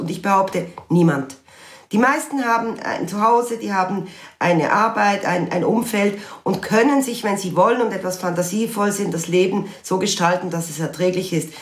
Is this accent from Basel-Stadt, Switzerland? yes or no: yes; Basel, Basel-Stadt, Switzerland; bin selber Baslerin